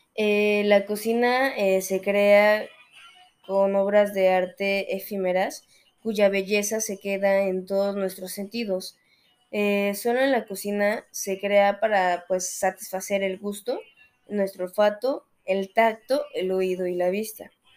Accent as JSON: {"language": "Spanish", "country": "Mexico", "said": "nosotros como mexicanos"}